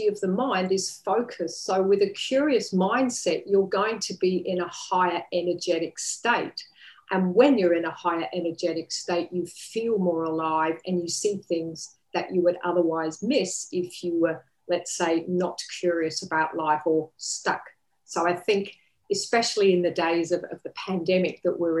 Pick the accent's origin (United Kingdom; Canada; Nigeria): United Kingdom; England; now in Sunshine Coast, Australia; I'm originally from England.